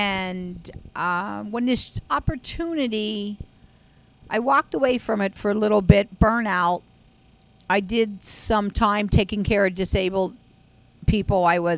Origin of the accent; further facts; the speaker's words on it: Frackville, Pennsylvania, United States; I'm from Frackville.